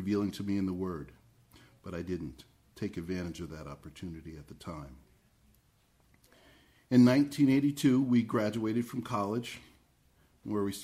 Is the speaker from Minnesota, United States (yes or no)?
no; Red Bank, New Jersey, United States; I was born in Red Bank, New Jersey, near the middle of the last century